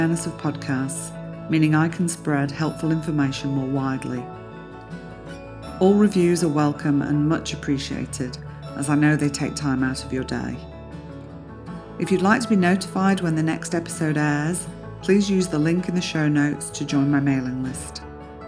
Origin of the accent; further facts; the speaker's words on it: the north of England, United Kingdom; accent: northern; I'm a northerner. I'm a northern girl, you see. So when I get with northern folk, it does tend to draw out my own thicker accent.